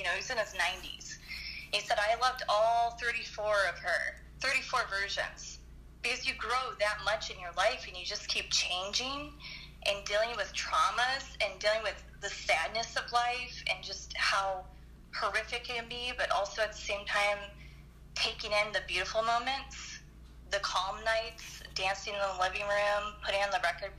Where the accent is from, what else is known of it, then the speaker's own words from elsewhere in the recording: Detroit, Michigan, United States; also born or lived in Anaheim; I was born in Anaheim, and then I moved to Detroit, and it was just not a good place for a kid to grow up, and then I moved out here